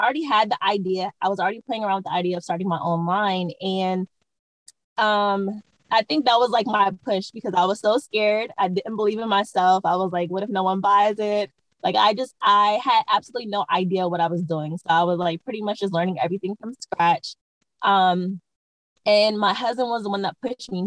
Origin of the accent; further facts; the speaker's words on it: Maryland, United States; moved away as an adult; now in California, United States; I am originally from the East Coast. I'm from Maryland, and I moved to California probably about almost 5 years ago with my family